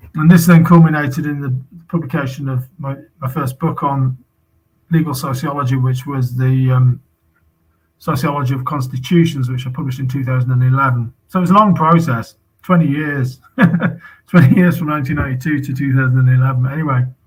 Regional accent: United Kingdom; as a British citizen

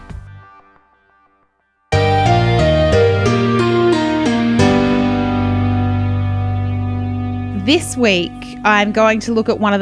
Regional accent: Robertson, New South Wales, Australia; Not only is it my hometown

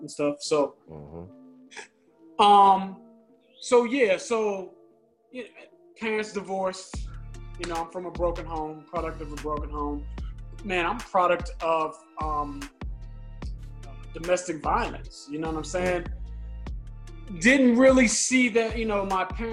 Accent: Fairfax, Virginia, United States; Originally from Fairfax, Virginia.

